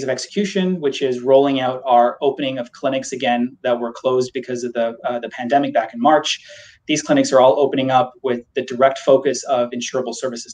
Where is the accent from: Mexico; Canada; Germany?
Canada; we're Canadian too. We understand that healthcare here is a universal healthcare right.